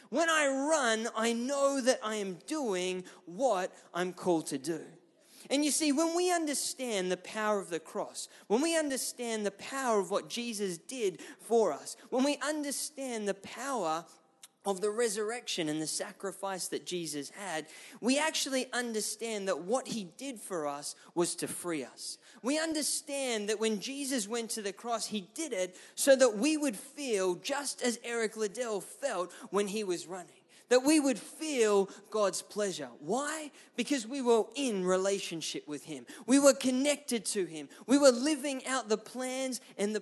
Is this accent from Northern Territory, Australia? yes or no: no; Ipswich, Queensland, Australia; I grew up in Ipswich, which is just west of Brisbane